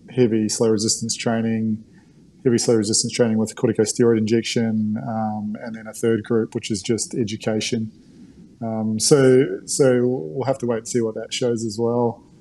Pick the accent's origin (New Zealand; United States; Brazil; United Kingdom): New Zealand; accent: mix of Australian and New Zealand; now in Australia; my accent's uh, sort of like a mix now between an Aussie and a Kiwi, probably even more Aussie. I've been here for